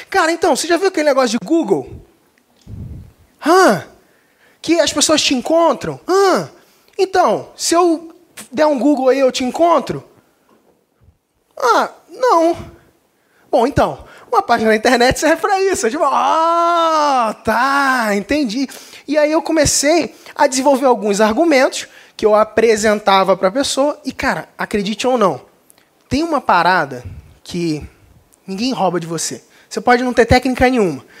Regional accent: Cabo Frio, Rio de Janeiro, Brazil; sou de Cabo Frio, não sei se alguém percebeu, não tenho sotaque, mas é, sou do Rio de Janeiro.

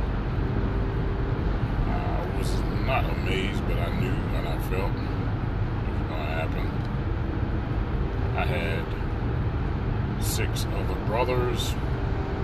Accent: the South, United States; moved away; also born or lived in the North (US); I grew up in the South

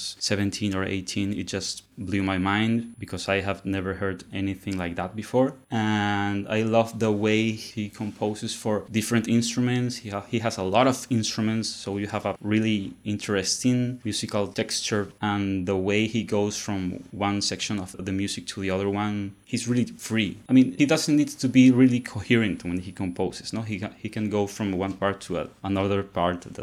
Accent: Lima, Peru; moved away as an adult; now in Barcelona, Spain; I was born in Lima

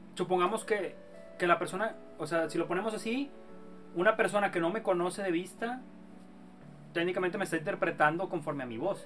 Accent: Nuevo León, Mexico; Somos de, de Nuevo León. Y aquí un municipio

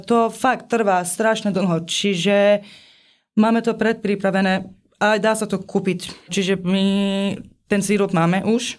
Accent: Iran; moved away; doteraz sme boli iba Iránci

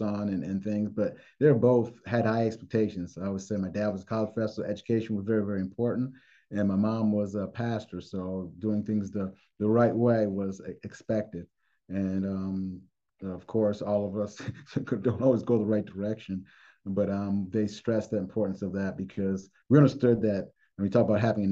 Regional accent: Mansfield, Pennsylvania, United States; also born or lived in Zimbabwe / Cleveland, Ohio; I consider home Mansfield, Pennsylvania, which is near Williamsport

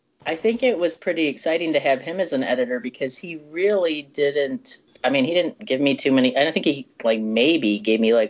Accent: Chicago, Illinois, United States; moved away; I'm from Chicago originally

